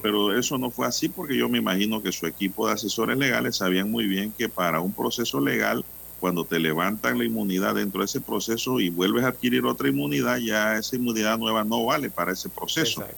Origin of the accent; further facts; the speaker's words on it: Panama; Panamá te hablan dos palabras en español y una en inglés